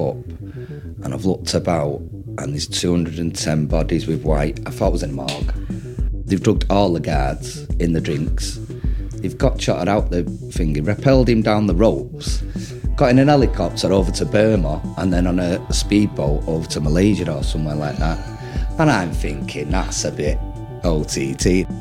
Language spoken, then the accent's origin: English; Manchester, North West England, United Kingdom; I'm English